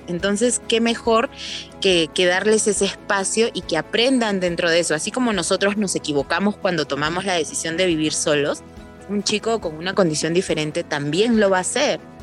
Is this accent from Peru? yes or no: yes; Lima, Peru; moved away as an adult; now in Urubamba, Peru; Yo soy natural de Lima, pero por eh, motivos de trabajo llevo viviendo aquí en Urubamba, en Cusco, ya cuatro años.